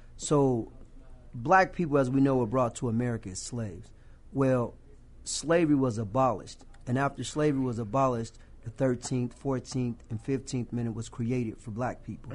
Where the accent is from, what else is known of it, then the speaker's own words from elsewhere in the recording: Rock Island, Illinois, United States; my hometown of Rock Island